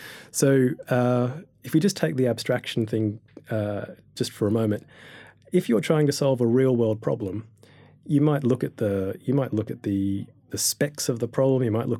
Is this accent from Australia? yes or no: yes; Australia; learning about astrophysics as a Year 12 student back in Australia. You might be able to hear my accent there.